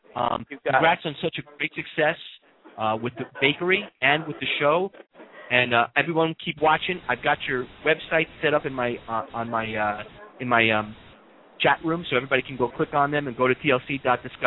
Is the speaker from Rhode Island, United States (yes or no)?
no; New York, United States; I'm a New Yorker. I was born and raised in New York